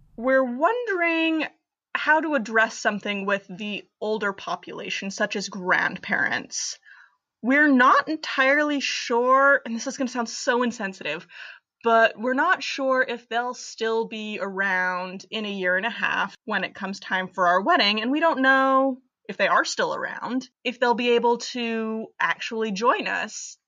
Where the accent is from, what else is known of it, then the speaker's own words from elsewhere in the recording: Bethlehem, Pennsylvania, United States; I'm from Bethlehem, Pennsylvania